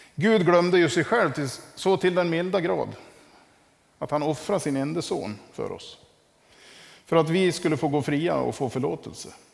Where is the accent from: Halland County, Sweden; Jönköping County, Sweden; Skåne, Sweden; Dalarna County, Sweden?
Dalarna County, Sweden; Västerdalarna; moved away; hemma i Västerdalarna